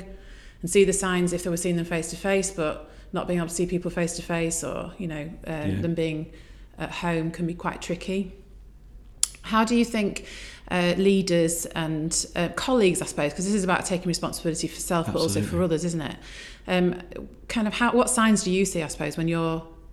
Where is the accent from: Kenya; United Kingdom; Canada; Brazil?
United Kingdom; being British